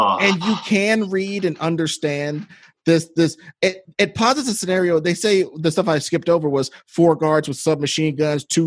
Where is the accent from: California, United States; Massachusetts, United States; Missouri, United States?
Missouri, United States; I grew up in Missouri where we actually had snow.